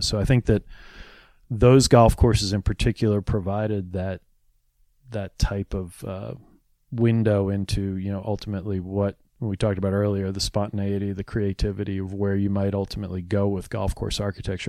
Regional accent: New York, United States; moved away as an adult; now in Philadelphia, United States; I grew up in New, uh, in New York, but we've lived in Philadelphia

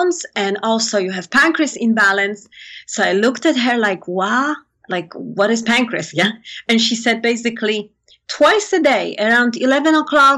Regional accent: Poland; moved away; I come from Poland.

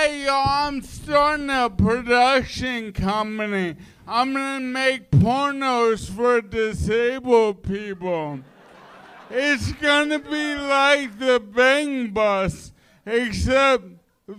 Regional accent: New York City, New York, United States; We grew up in New York in the 80s

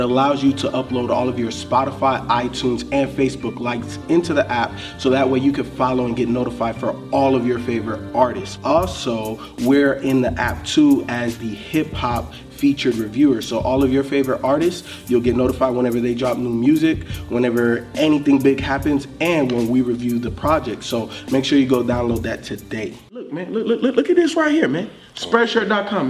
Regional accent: Miami, Florida, United States; I grew up in Miami

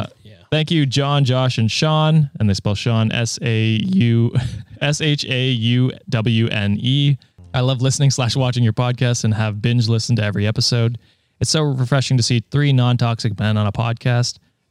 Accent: Ontario, Canada; Number one, yes, I am Canadian. Ontarian, in fact. God damn it.

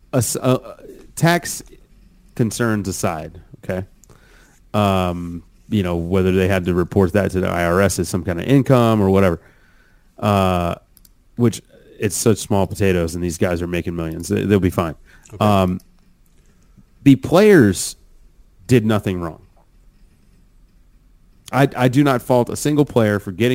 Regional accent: Richmond, Virginia, United States; I'm from Richmond, so I'm like from right down the road

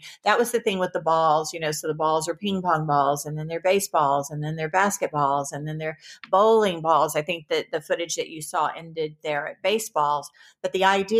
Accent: the Bible Belt, United States; moved away; also born or lived in Seattle / Malibu; I was raised in the Bible Belt

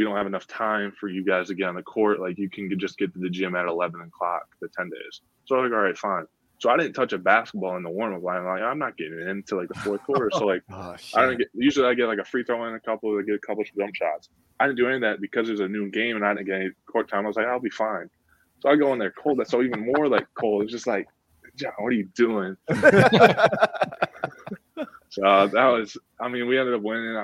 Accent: Cleveland, Ohio, United States; moved away; also born or lived in Grand Rapids, Michigan; I'm from Cleveland.

